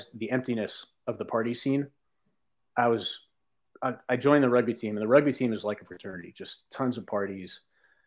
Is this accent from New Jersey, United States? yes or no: yes; North Plainfield, New Jersey, United States; I grew up in North Plainfield, New Jersey, which is like central Jersey